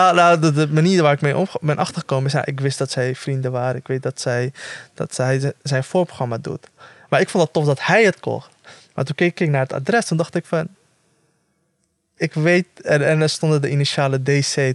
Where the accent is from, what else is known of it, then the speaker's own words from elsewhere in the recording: The Hague, South Holland, Netherlands; ik, op, opgegroeid in de Schilderswijk